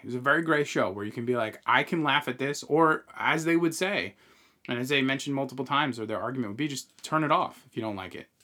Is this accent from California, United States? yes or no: no; Long Island, New York, United States; moved away as an adult; now in North Carolina, United States; we grew up in the Northeast, uh, on, you know, we, we grew up on Long Island